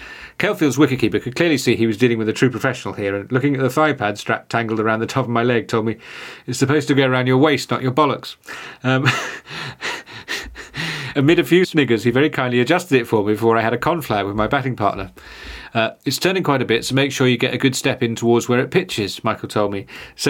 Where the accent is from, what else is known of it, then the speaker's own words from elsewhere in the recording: Taupo, Waikato, New Zealand; Many moons ago, on a night out, I bumped into a mate in my hometown of Taupo after a provincial match between Midlands and Northland.